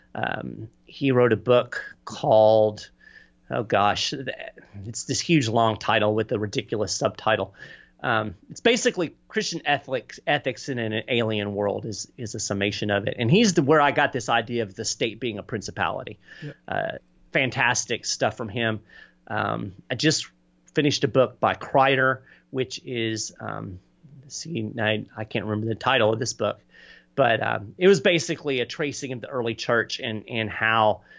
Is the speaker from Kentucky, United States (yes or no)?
yes; Lexington, Kentucky, United States; moved away as an adult; also born or lived in Florida; now in Nassau County, Florida, United States; I grew up in Lexington, Kentucky